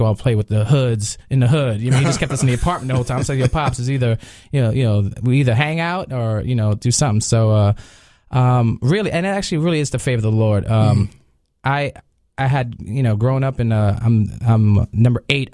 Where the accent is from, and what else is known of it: New York, United States